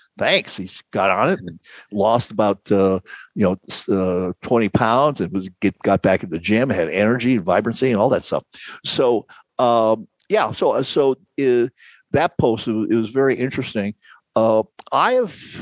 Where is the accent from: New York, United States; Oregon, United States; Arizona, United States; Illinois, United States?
Arizona, United States; Phoenix; moved away as an adult; I grew up in Phoenix. I lived in Phoenix from 1960 till 2018